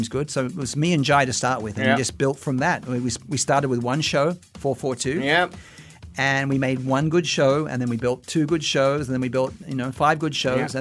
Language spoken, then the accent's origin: English; Sydney, New South Wales, Australia; moved away as an adult; also born or lived in Brisbane; now in Singapore; I'm from Sydney, but I've chosen Brisbane because it's a lovely climate.